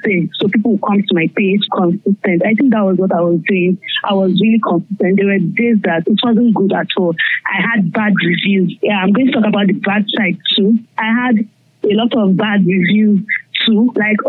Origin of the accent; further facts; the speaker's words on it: Cross River, Nigeria; I'm from Cross River State, this is the Calabar girl